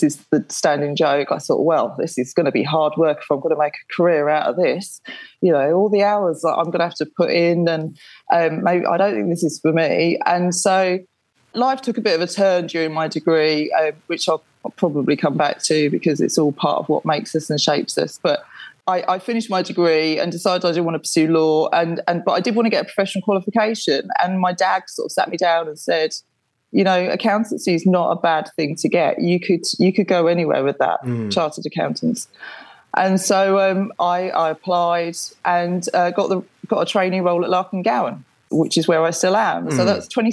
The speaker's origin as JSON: {"language": "English", "area": "Essex", "region": "East of England", "country": "United Kingdom", "tie": "born or raised there", "moved": "as an adult", "lives_now": "Suffolk, United Kingdom", "said": "I grew up in Essex. I now live in Suffolk"}